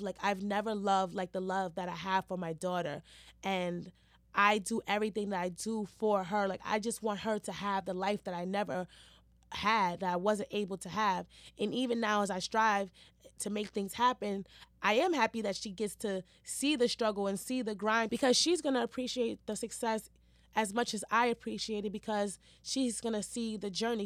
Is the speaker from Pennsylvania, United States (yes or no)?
no; New York City, New York, United States; also born or lived in Harlem; Growing up in Hell's Kitchen, I feel like molded me to be the person that I am today